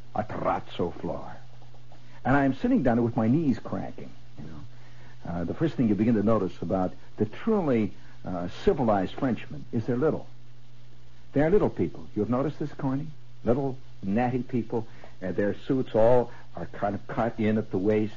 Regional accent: United States; as an American

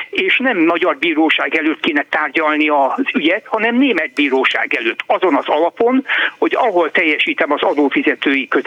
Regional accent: Hungary; Nem jó dolog ma külföldön azzal hencegni, hogy magyar vagyok

